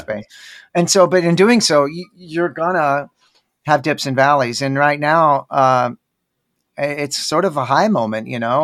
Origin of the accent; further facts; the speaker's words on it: Dallas, Texas, United States; now in Austin, United States; I'm from Dallas, where there's, oddly enough, a huge Indian population